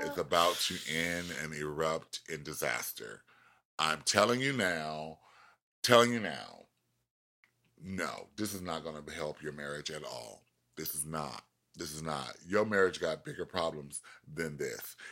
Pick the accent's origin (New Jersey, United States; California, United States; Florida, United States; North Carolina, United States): Florida, United States; I'm from Florida